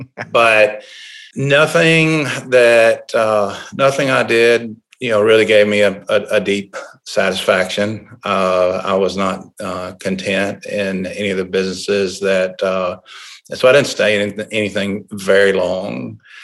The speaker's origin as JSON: {"language": "English", "town": "Tuscaloosa", "region": "Alabama", "country": "United States", "tie": "born or raised there", "said": "I was born and raised in Tuscaloosa"}